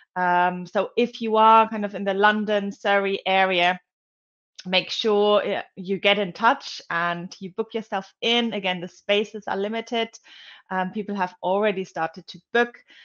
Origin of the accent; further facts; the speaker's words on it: Germany; moved away; I was growing up in Germany